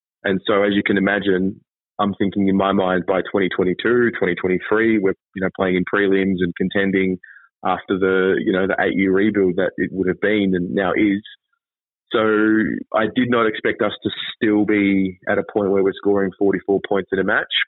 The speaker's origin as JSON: {"language": "English", "country": "Australia", "also_born_or_lived": "China / Israel", "moved": "yes", "said": "Long story short, I moved away from Australia. I was living in China. And I did a stint there for 6 months, and then I spent 2 years in Israel."}